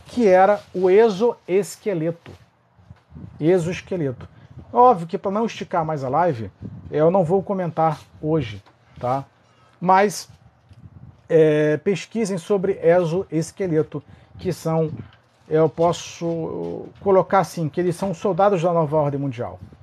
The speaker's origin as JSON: {"language": "Portuguese", "region": "Rio de Janeiro", "country": "Brazil", "said": "sou do Rio de Janeiro, sou do Rio"}